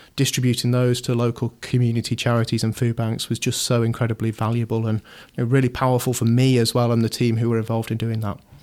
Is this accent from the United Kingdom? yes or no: yes; Shropshire, West Midlands, United Kingdom; moved away as an adult; now in Manchester, United Kingdom; I grew up in Shropshire, moved here as many, many thousands of people do each year to come to university